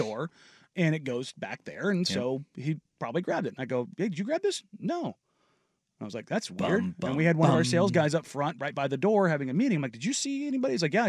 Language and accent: English; California, United States; when I was growing up in California, like we lived in a very, very, very, very, very poor neighborhood